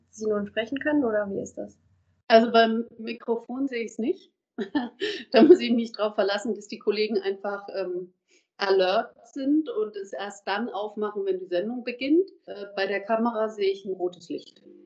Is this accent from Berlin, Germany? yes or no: no; Erlangen, Bavaria, Germany; moved away as an adult; also born or lived in Munich; now in Mainz, Germany; das ist einfach meine Heimat